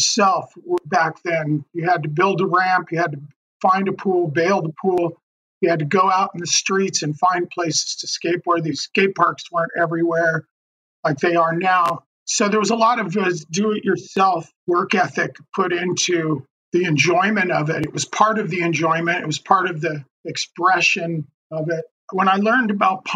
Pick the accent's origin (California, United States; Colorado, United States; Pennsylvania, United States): Colorado, United States; Denver; I was born in Denver, Colorado.